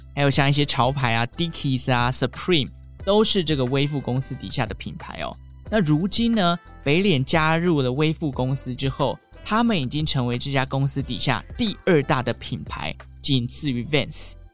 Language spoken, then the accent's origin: Chinese; Taichung, Taiwan; 我是台中人